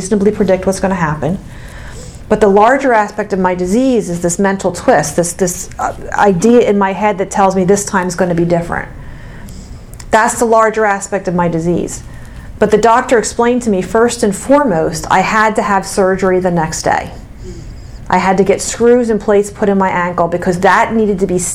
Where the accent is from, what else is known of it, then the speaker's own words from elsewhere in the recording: Mount Laurel, New Jersey, United States; from Mount Laurel, New Jersey